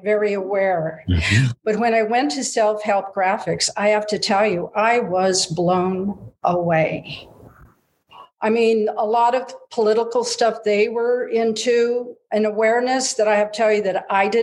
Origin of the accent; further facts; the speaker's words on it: San Gabriel, California, United States; also born or lived in Altadena, California; I was born in San Gabriel and I lived in Altadena